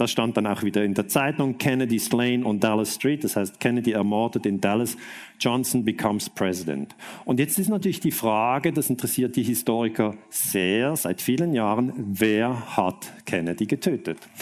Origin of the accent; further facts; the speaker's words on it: Switzerland; ich komme aus der Schweiz